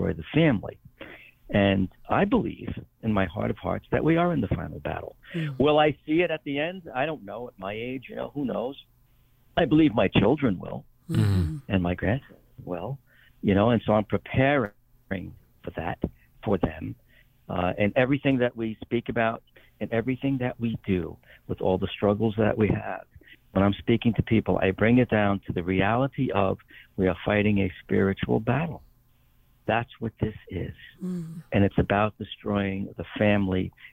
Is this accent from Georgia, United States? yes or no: no; New York City, New York, United States; I'm from Brooklyn